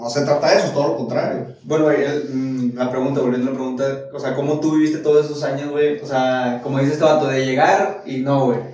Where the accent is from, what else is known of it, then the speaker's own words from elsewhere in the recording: Monterrey, Nuevo León, Mexico; uno como regio